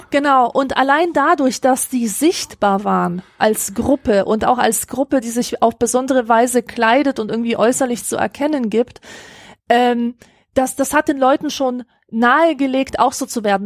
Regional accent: Grevenbroich, North Rhine-Westphalia, Germany; Also ich halt in Grevenbruch

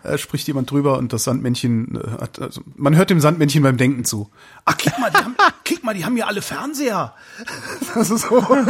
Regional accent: Cologne, North Rhine-Westphalia, Germany; moved away as an adult; now in Berlin, Germany; geboren in Westdeutschland, in Köln, bin äh, auch da sozialisiert worden

